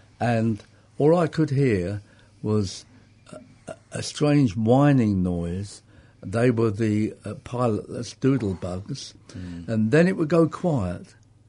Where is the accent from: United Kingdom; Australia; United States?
United Kingdom; Enfield, London; Grew up in Enfield in Middlesex in North London. Yeah, I was born in 41, so that's where I stayed.